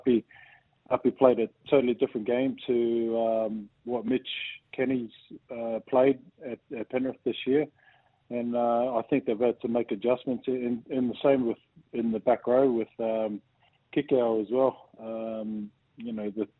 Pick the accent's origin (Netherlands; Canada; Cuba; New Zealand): New Zealand; growing up in New Zealand